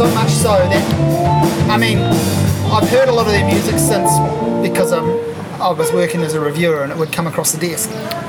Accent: New Zealand; as a New Zealander, I obviously identify with and like that.

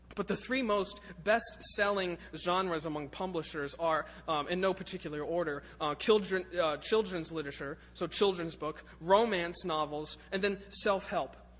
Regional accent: Lakeland, Florida, United States; moved away; I was born in Lakeland

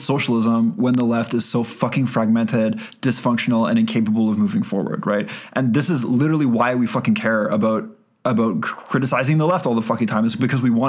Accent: Canada; we're Canadian

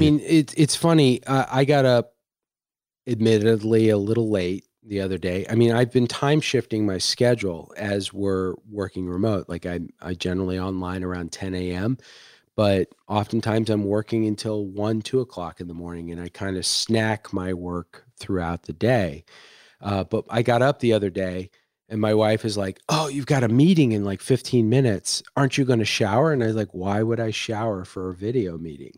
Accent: Washington, District of Columbia, United States; now in Seattle, United States; I grew up in Washington, D C.

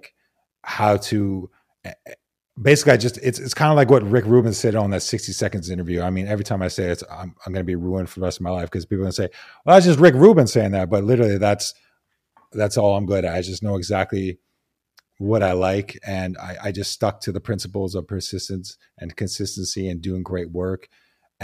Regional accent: Vancouver, British Columbia, Canada; I grew up in Vancouver, Canada

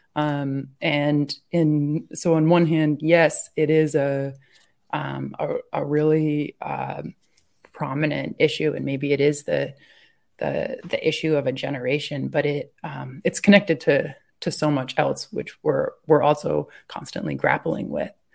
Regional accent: New Hampshire, United States; I'm from New Hampshire and I grew up out in the woods

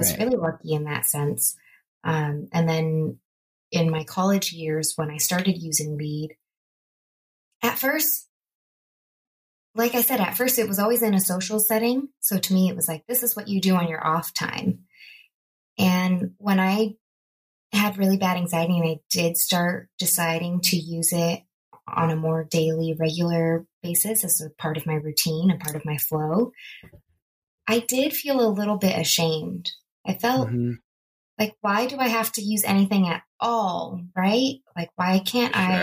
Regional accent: Bay Area, California, United States; also born or lived in Los Angeles, California; the Bay Area where I grew up

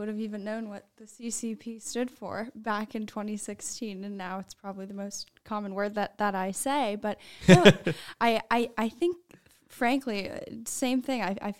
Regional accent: United States; growing up in the States

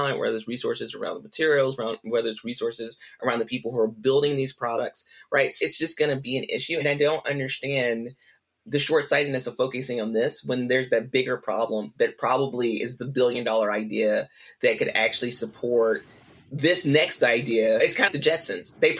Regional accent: Mississippi, United States; I'm from Mississippi.

